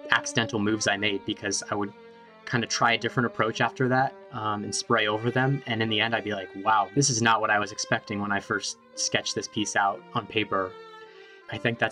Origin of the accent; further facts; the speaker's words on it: San Francisco, California, United States; I grew up in San Francisco